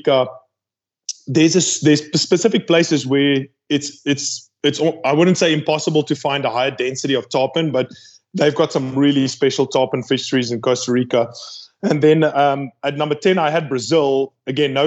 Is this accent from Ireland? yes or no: no; South Africa; I'm from South Africa